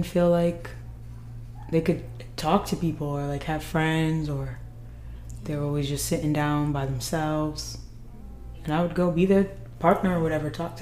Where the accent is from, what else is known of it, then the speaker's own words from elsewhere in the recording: North Providence, Rhode Island, United States; also born or lived in Providence, Rhode Island; I am born and raised in Rhode Island, Providence